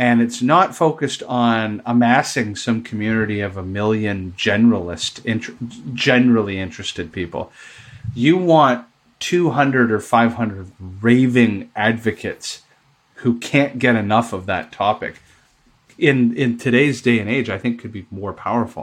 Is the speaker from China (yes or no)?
no; Canada; I'm Canadian